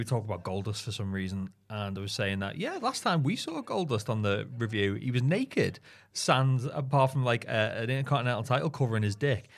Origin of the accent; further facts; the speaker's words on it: Doncaster, Yorkshire and the Humber, United Kingdom; now in Newcastle upon Tyne, United Kingdom; my hometown, the former dogging capital of the world